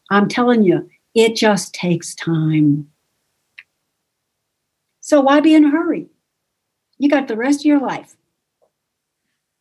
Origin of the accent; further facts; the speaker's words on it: Buffalo, New York, United States; I was raised in Buffalo, New York